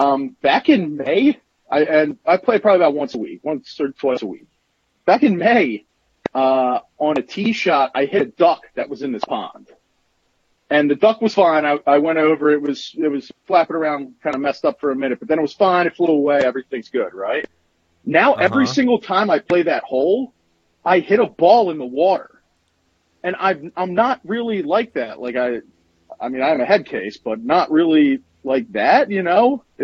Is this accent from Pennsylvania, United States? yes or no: yes; Pennsylvania, United States